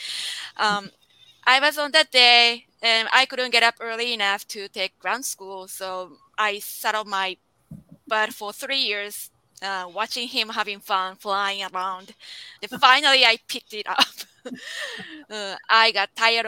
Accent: Japan; now in United States; I'm originally from Japan.

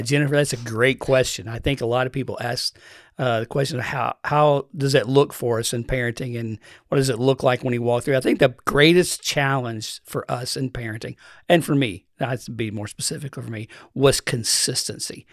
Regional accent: Eastern Kentucky, United States; Grew up in the mountains of Eastern Kentucky.

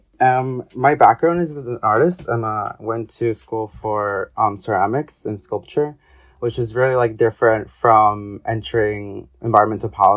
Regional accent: Ecuador; moved away; I am originally from Ecuador.

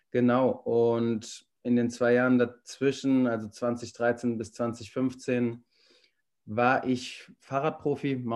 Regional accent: Wiesbaden, Hesse, Germany; ich bin 29 Jahre alt, frisch. Ähm, ich bin aus Wiesbaden geboren und aufgewachsen, ähm, habe da 2013 mein Abitur gemacht an der Elli Heuschule

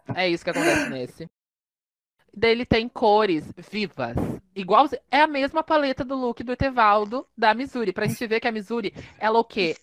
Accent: South Region, Brazil; eu sou do Sul

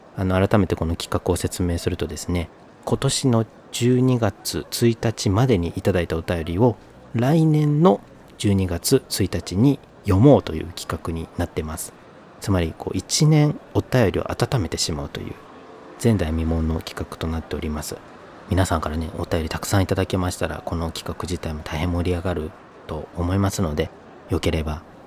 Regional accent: northern coastal Kyoto Prefecture, Japan; moved away as an adult; also born or lived in Tokyo; now in Kyoto, Japan; 京都にもそこら辺で生まれ育ったんですね

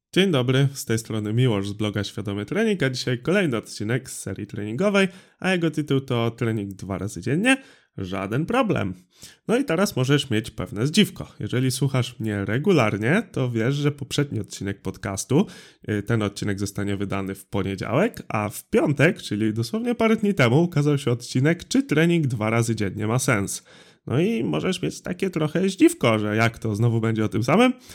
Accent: Drawsko Pomorskie, West Pomeranian Voivodeship, Poland; Ja jestem z Drawska Pomorskiego

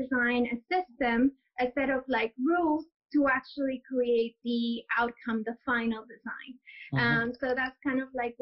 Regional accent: Lima, Peru; moved away as an adult; also born or lived in Toronto, Canada / London, United Kingdom; now in New York City, United States; I was born and raised in Lima.

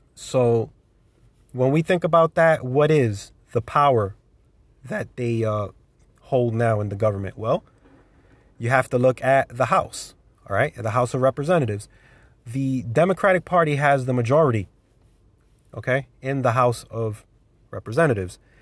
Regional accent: United States; I'm an American patriot

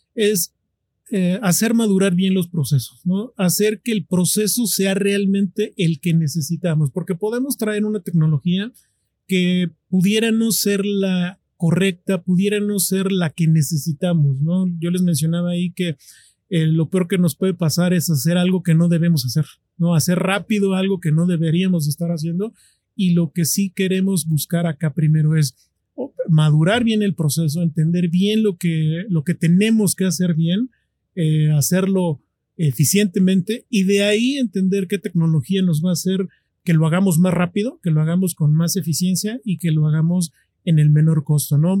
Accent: Mexico; nosotros como mexicanos

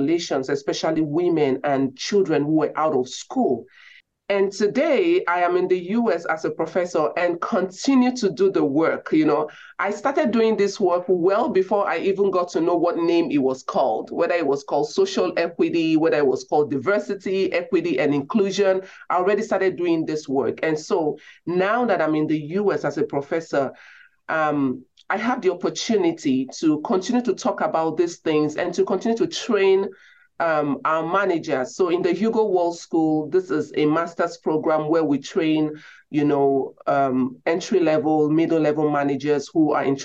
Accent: Nigeria; moved away; I grew up in Nigeria, grew up in a home with very limited resources.

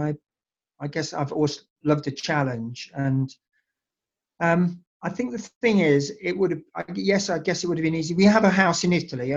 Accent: England, United Kingdom; moved away; also born or lived in Nelspruit, South Africa; I'm English. I'm born and bred in the United Kingdom

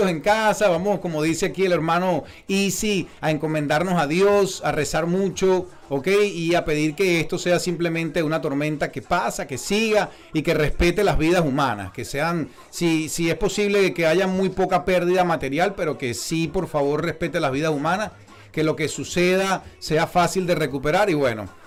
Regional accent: Puerto La Cruz, Anzoátegui, Venezuela; yo te puedo opinar de las mujeres orientales, porque yo soy de Puerto La Cruz.

